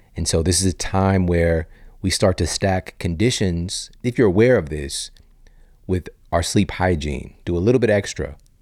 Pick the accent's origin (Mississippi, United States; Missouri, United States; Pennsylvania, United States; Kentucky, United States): Missouri, United States; St. Louis; also born or lived in Ferguson, Missouri; growing up in South City, Saint Louis, East Saint Louis, Ferguson, Missouri